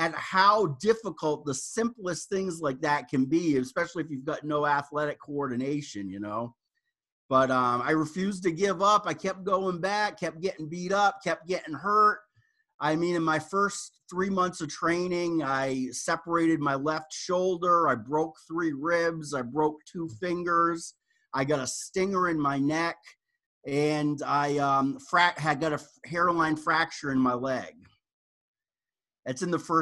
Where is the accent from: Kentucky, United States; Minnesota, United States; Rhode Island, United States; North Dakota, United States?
Rhode Island, United States; I grew up in Rhode Island